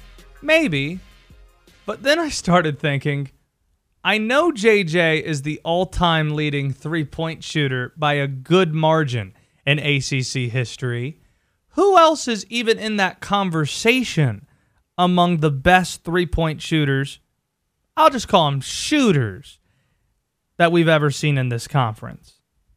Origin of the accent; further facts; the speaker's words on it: Baltimore, Maryland, United States; born there; I was born in Baltimore.